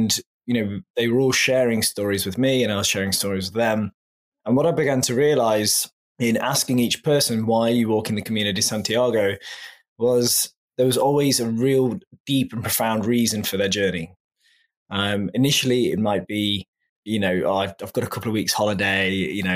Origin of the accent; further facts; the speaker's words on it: England, United Kingdom; moved away; I'm originally from England, as your listeners can probably tell from my accent.